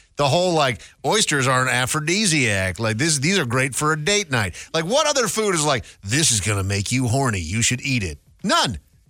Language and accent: English; Minnesota, United States; growing up in Minnesota, and now I look back on my youth and I was like, I was a little hillbilly, man.